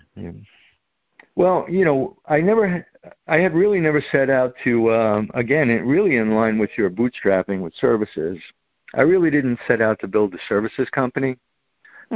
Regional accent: Long Island, New York, United States; I was born on on Long Island

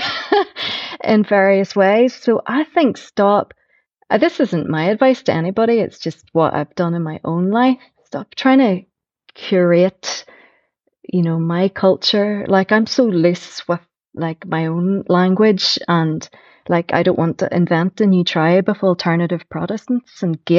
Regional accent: Belfast, Northern Ireland, United Kingdom; also born or lived in Newtownards; I was born in Newton Arts, I've lived all around East Belfast

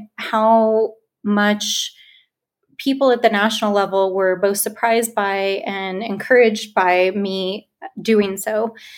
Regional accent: Albuquerque, New Mexico, United States; moved away as an adult; also born or lived in Washington; I grew up in Albuquerque

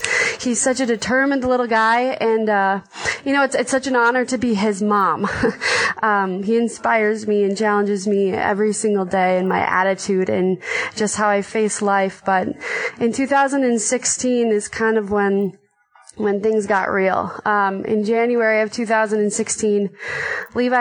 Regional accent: Minnesota, United States; I'm from Minnesota and I have three kids

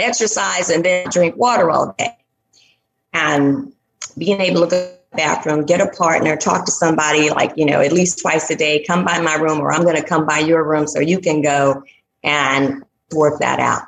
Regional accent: Statesville, North Carolina, United States; moved away; I will be back in my hometown, Statesville, North Carolina

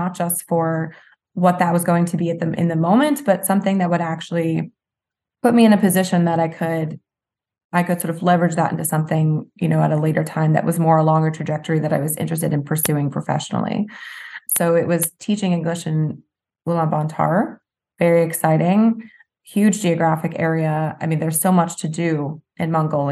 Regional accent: New Jersey, United States; moved away as an adult; I grew up in South Jersey. I went to school 20 minutes from home

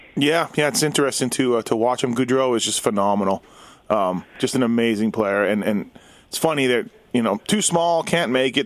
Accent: Winnipeg, Manitoba, Canada; now in Las Vegas, United States; the Jets, uh, my hometown team

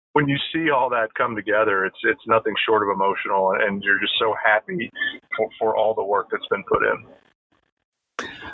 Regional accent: Louisville, Kentucky, United States; I'm born and raised in Louisville, Kentucky

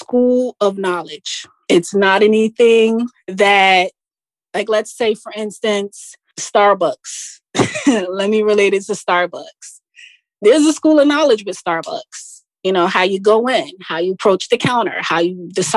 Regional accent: Jersey City, New Jersey, United States; I am a Jersey girl, actually. I was born and raised in Jersey City, New Jersey.

